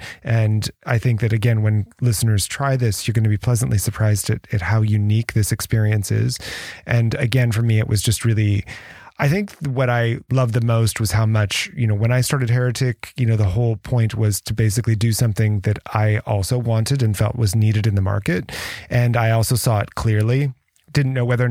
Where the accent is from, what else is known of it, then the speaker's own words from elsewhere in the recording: United States; also born or lived in France; I'm American, proudly American